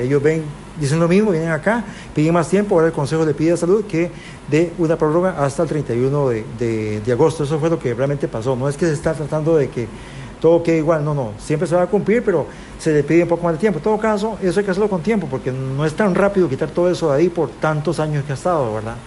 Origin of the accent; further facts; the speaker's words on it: Puntarenas, Costa Rica; yo me siento porteño. Nací en Pontarenas